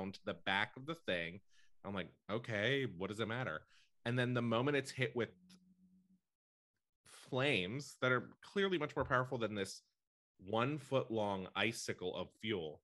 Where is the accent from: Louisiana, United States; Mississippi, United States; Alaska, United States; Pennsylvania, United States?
Pennsylvania, United States; Western; I am from Pennsylvania